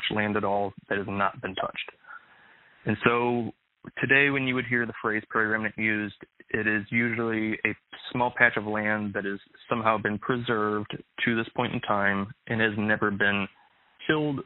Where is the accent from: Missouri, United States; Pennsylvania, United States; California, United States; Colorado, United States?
Missouri, United States; St. Louis; growing up in the St. Louis area, here in Missouri, I was raised on a one-acre piece of property